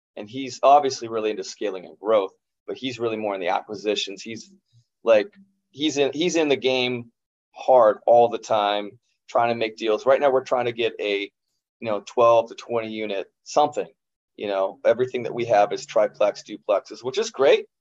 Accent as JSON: {"language": "English", "region": "Kansas", "country": "United States", "tie": "born or raised there", "said": "Growing up in Kansas"}